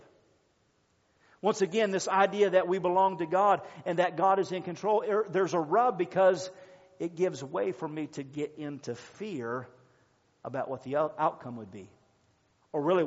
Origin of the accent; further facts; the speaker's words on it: United States; we belong to the United States, this is our country, this is our home, this is our nation